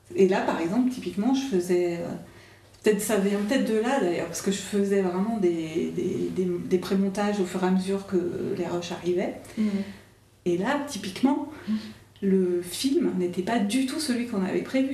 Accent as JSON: {"language": "French", "region": "Auvergne-Rhône-Alpes", "country": "France", "tie": "born or raised there", "said": "je suis originaire euh, d'Auvergne"}